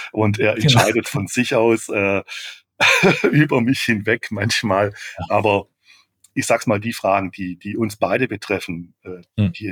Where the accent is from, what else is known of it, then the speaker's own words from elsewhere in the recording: Baden-Württemberg, Germany; wie ich es eigentlich bin als Schwabe